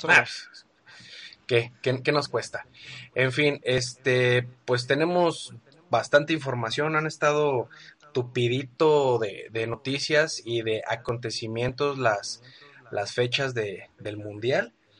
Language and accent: Spanish; Guadalajara, Jalisco, Mexico; aquí en mi tierra, en Guadalajara